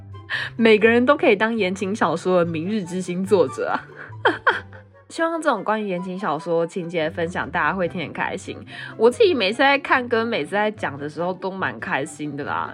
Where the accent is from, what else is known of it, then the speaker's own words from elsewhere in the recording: Taiwan; accent: Taiwanese; 我是从台湾来旅游的，我真的不是东南亚人，我也不是泰国人